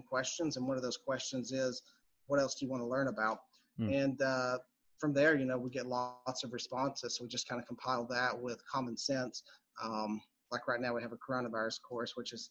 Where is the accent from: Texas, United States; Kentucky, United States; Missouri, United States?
Kentucky, United States; Pikeville; moved away as an adult; also born or lived in Richmond, Kentucky; now in Lexington, United States; I'm from Eastern Kentucky, Pikeville to be exact. It's just kind of I guess it's probably a large town in Eastern Kentucky, but a small town as things go. And grew up there